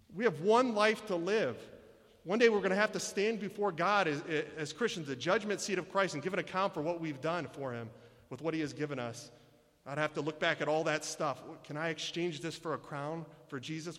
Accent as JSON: {"language": "English", "region": "Michigan", "country": "United States", "tie": "born or raised there", "said": "I was born and raised here in Michigan"}